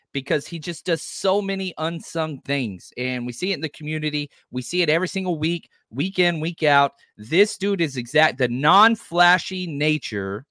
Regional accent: the South, United States; I'm from the South

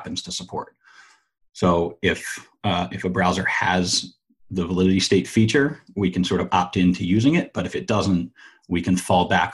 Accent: Philadelphia, Pennsylvania, United States; I'm from Philadelphia

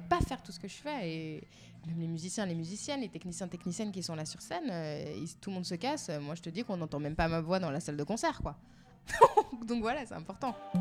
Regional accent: Geneva, Switzerland; je suis née en Suisse, dans un pays euh, très conservateur

